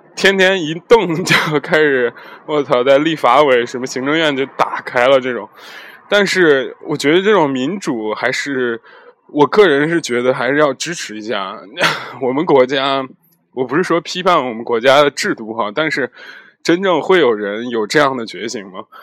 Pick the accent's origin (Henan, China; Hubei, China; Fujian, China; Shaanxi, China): Henan, China; Zhengzhou; moved away; also born or lived in Europe; 介绍是我家乡郑州的美食